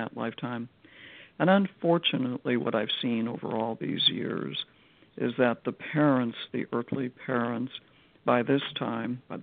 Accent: Chicago, Illinois, United States; this house in Chicago, my hometown

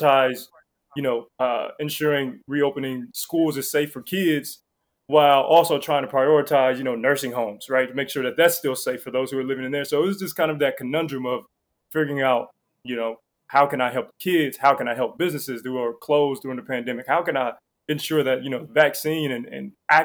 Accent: Columbus, Ohio, United States; also born or lived in Cleveland, Ohio / Washington, District of Columbia, United States; born and raised in Ohio, Columbus, lived in Cleveland for a little while

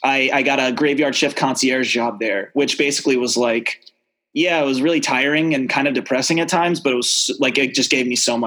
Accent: Ellicott City, Maryland, United States; first language American Sign Language; also born or lived in Harlem, New York City; now in New York City, United States; I'm from Baltimore, a little bit outside of Baltimore, in like a suburb, like a satellite city outside of Baltimore. Ellicott City. We're famous for floods.

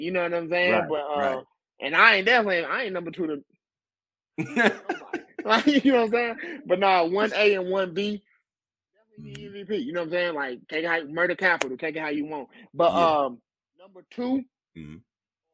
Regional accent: St. Louis, Missouri, United States; I'm from St. Louis

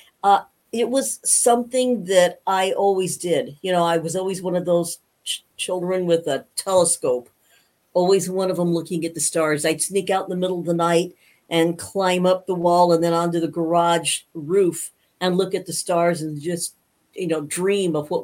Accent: Safford, Arizona, United States; also born or lived in Grand Rapids, Michigan; I grew up in Safford, Arizona

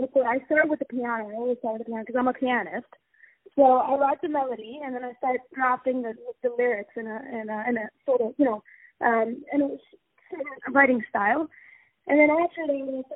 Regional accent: Abu Dhabi, United Arab Emirates; I'm born kind of Abu Dhabi raised artist.

